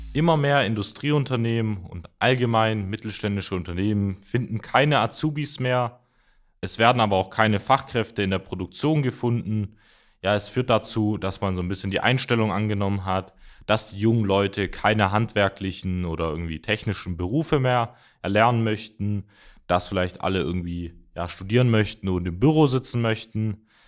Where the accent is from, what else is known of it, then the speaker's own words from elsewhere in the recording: Mössingen, Baden-Württemberg, Germany; ich komme zum Beispiel auch aus der Ortschaft äh, oder aus dem Ort Mössingen